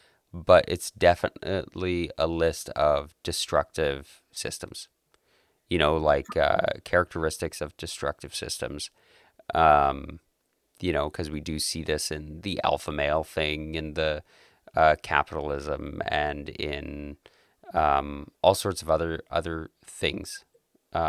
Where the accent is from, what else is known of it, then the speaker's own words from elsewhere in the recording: Calgary, Alberta, Canada; born and raised in Southern Alberta in Calgary, and I love it here